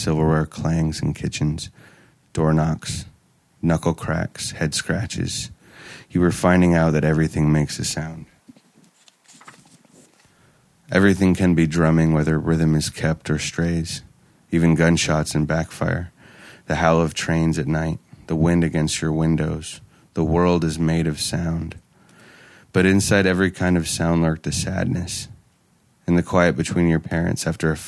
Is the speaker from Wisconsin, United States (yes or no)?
no; Oakland, California, United States; I grew up in Oakland